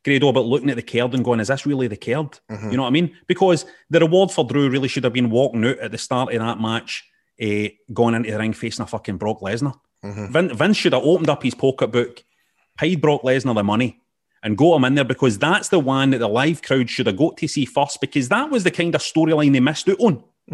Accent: Scotland, United Kingdom; I'm not just saying this as a Scottish guy

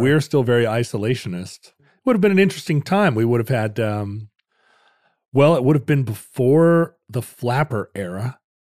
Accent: United States; I'm an American

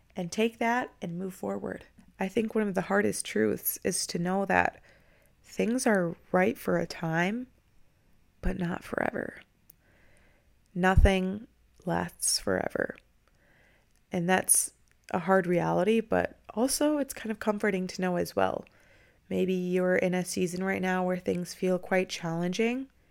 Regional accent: Minnesota, United States; now in Tampa, United States; I'm actually from Minnesota

